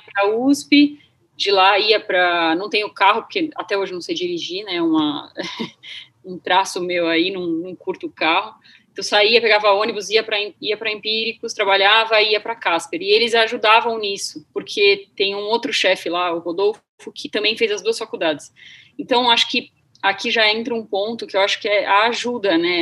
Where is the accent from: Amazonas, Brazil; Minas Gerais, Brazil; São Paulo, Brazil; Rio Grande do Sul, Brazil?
São Paulo, Brazil; Santos; eu sou de Santos